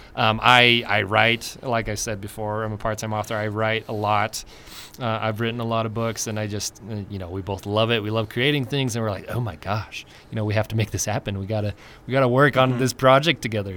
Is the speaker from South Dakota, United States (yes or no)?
no; Utah, United States; moved away; also born or lived in California / Idaho; I grew up in Utah and then I moved to California